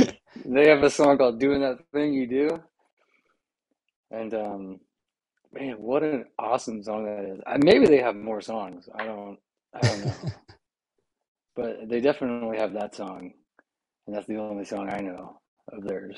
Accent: Pensacola, Florida, United States; moved away; I grew up down in Pensacola, Florida

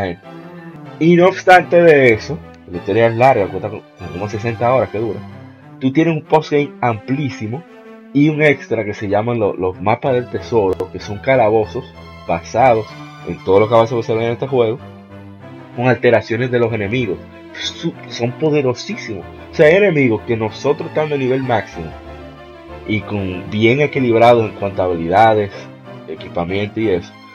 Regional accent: Dominican Republic; de aquí, de República Dominicana

